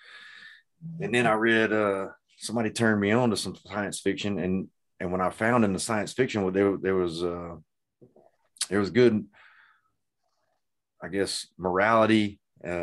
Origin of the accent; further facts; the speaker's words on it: the South, United States; I'm from the South